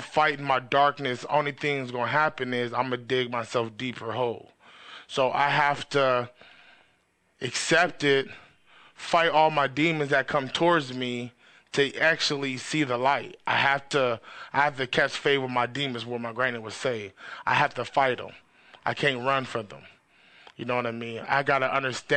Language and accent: English; New York City, New York, United States; now in California, United States; I'm an East Coast dude. Like, I was born in Queens, then came out here to Cali